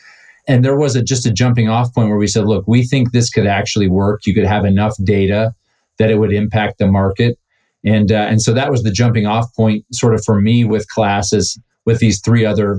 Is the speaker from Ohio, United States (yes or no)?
yes; Cleveland, Ohio, United States; Well, so I was born in Cleveland